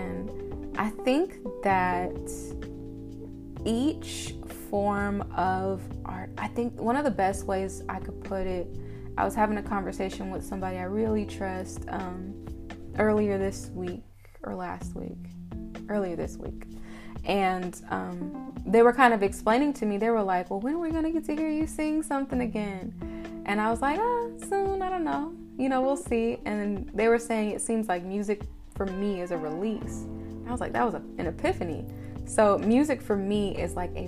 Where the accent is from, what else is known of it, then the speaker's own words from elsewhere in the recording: Wichita, Kansas, United States; also born or lived in Prairie View, Texas; I'm from Wichita, was born and raised here, stayed here until I left for college